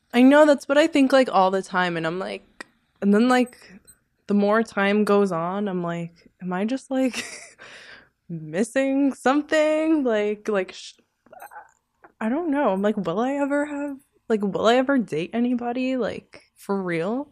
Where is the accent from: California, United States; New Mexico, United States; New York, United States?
New York, United States; New York City; that's where I'm from. I'm from Sheepshead.